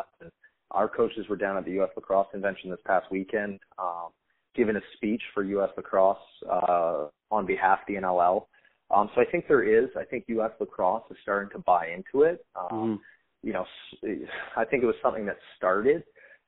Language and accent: English; Surrey, British Columbia, Canada; moved away; Anytime you get to come home, you get to have a couple of my old Surrey Stickman buddies